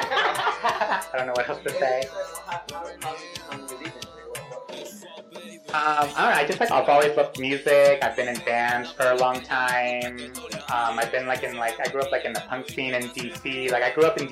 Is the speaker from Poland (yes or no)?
no; Peru; now in Philadelphia, United States; I'm based in Philadelphia, and I'm originally from Peru.